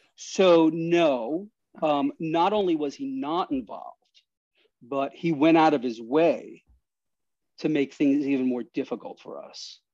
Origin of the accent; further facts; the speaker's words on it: New York City, New York, United States; I grew up in Astoria, Queens